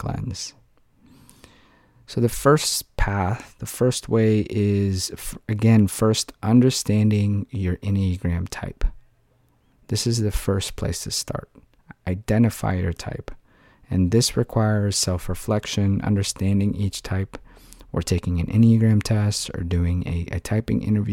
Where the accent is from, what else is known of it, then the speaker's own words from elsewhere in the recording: Philippines; moved away; I grew up in the Philippines